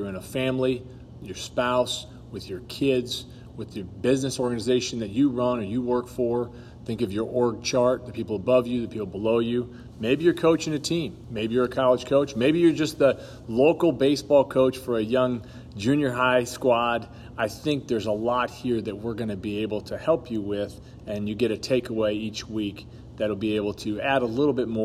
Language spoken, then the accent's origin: English; Los Angeles, California, United States; moved away; I grew up in Los Angeles, California.